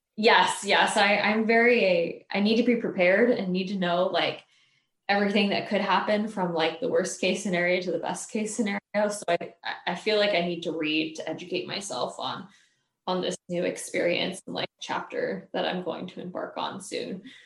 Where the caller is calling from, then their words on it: Springfield, Virginia, United States; I am calling from Springfield, Virginia. It's close to Washington, D.C.